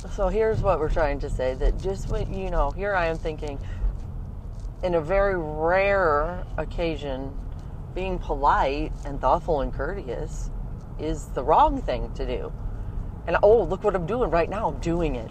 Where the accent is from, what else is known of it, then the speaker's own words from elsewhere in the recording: St. Louis, Missouri, United States; also born or lived in Ohio; now in St. Louis, United States; back to St. Louis where I was raised